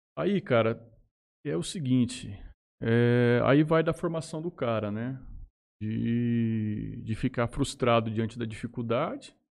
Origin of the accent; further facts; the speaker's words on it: Jales, São Paulo, Brazil; also born or lived in Estrela d'Oeste; nasci em Jales, neto de Carlos Venturini